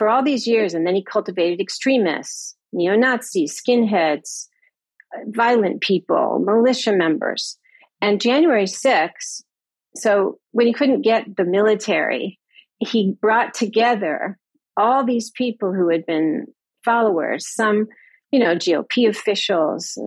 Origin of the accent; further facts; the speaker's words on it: United States; as an American